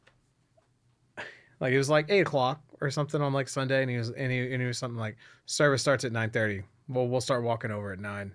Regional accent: Houston, Texas, United States; I'm from Houston

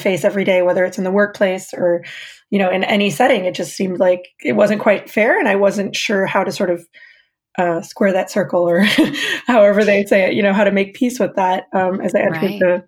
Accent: Saudi Arabia; accent: American; moved away as an adult; now in United States; My accent gives me away. I am American. I have an American passport, and my parents are American. But I was born and raised in Saudi Arabia.

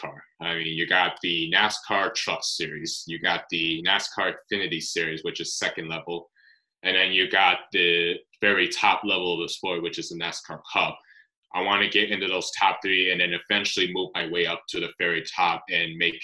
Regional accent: United States; I'm an American driver

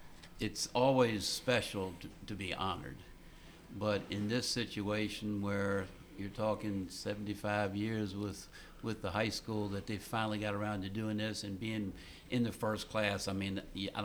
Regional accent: Ashland, Virginia, United States; from the time I moved to Ashland in 1956 as a three-year-old until I actually finished college there

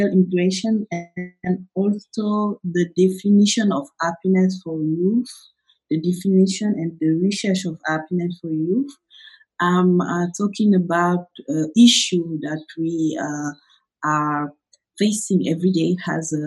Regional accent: Senegal; I was born in Senegal in 1995, and I grew up here in Senegal.

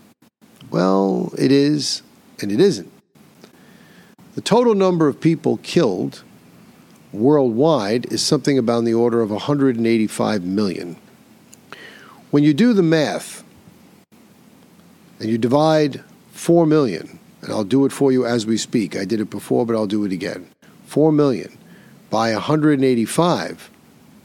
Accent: New York, United States; New York, my home state

